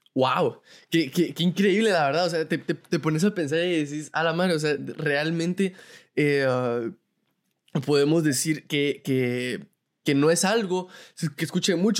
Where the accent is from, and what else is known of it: Guatemala